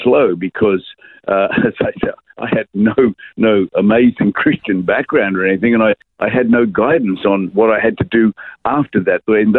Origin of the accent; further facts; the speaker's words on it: Brisbane, Queensland, Australia; I was born in the Royal Women's Hospital in Brisbane, Hurston, and I grew up in the suburb of Lindum, which is no longer in existence. It's on the edge of Wynnum.